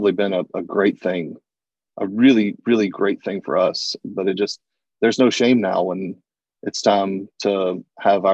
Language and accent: English; the South, United States; I grew up in the South